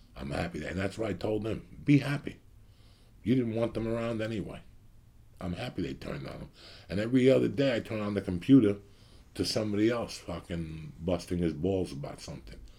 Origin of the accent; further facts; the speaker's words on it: United States; now in Los Angeles, United States; I'm from New York City, Jersey.